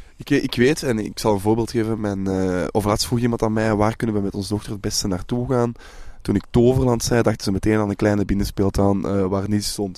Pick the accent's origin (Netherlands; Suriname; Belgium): Belgium; wij als Belg